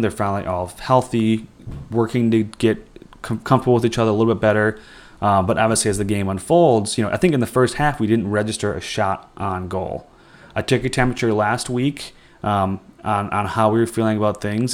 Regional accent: Wisconsin, United States; We're both from Wisconsin.

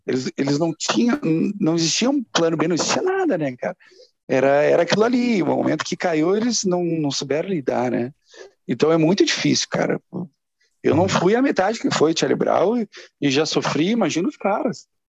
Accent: Porto Alegre, Rio Grande do Sul, Brazil; moved away; also born or lived in São Paulo; quatro caras de Porto Alegre, né? Era, era eu, o Tavares, o Vavo e o Lucas.

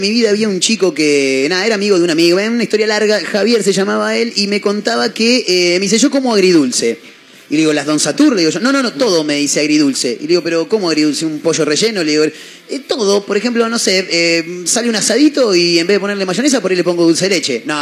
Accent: Switzerland; Me parece que cuando yo me crié en Suiza, cuando yo estaba allá, viste hicimos muchos viajes por Europa

